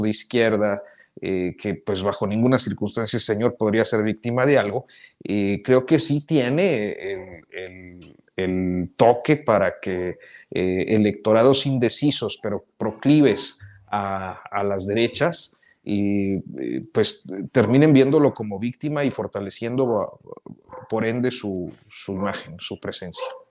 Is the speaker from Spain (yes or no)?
no; Mexico; pienso como mexicano y los mexicanos siempre tendemos a, simpatizar con la víctima